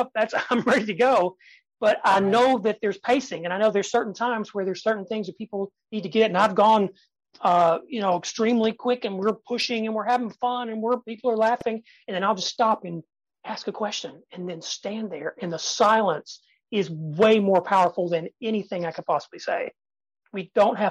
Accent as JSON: {"language": "English", "region": "Tennessee", "country": "United States", "tie": "born or raised there", "said": "I was born in Tennessee and I can sound like"}